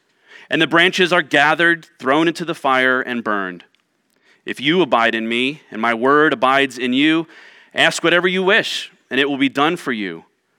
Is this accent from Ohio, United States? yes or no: yes; Ohio, United States; now in Tucson, United States; were very distant from my growing up and my understanding of growing up in Central Ohio.